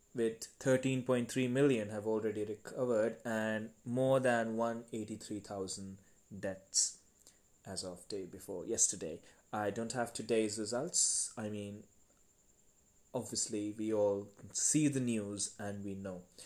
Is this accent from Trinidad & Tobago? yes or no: no; India; I am from India